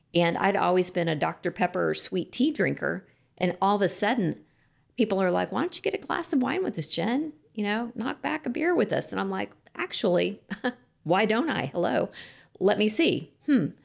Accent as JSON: {"language": "English", "town": "Lubbock", "region": "Texas", "country": "United States", "tie": "born or raised there", "said": "I grew up in Lubbock, Texas, and, um, I did grow up in a Christian home"}